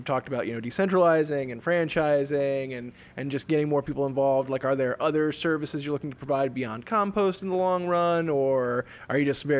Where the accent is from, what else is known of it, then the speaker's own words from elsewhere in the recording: northeastern Pennsylvania, United States; also born or lived in Portland, Oregon; now in Orlando, United States; considering northeastern Pennsylvania, where I'm from, very rural outside of my hometown